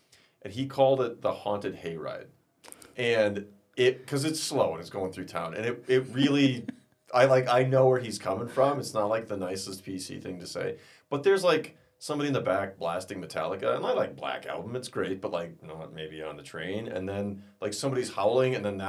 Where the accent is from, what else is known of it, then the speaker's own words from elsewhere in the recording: Midwest, United States; well, I'm from America. I'm from the Midwest. Like 8 hours is, you know, you just get in the car.